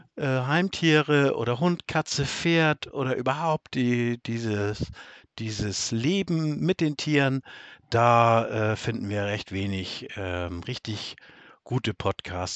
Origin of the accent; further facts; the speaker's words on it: Northern Germany, Germany; ich komme aus Norddeutschland. Das kann man, glaube ich, an meiner Stimme auch schon ganz schnell erkennen.